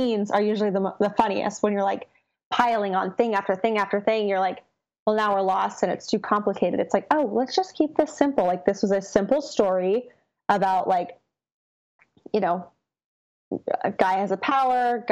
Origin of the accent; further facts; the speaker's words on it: Chino, California, United States; I'm actually from Southern California. I grew up about an hour east of LA in a city called Chino